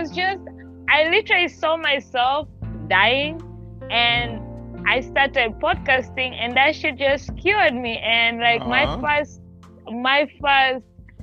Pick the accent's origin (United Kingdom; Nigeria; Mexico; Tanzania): Tanzania; moved away as an adult; now in United States; I'm from Tanzania in East Africa